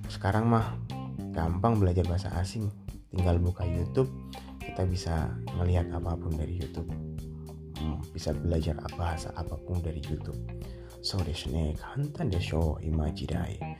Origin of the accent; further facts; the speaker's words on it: Indonesia; Saya …, Indonesia Jing Des. Orang Indonesia, Indonesia Karakimasta. Saya dari Indonesia, Nihongo ga daisuki des, Saya suka bahasa Jepang.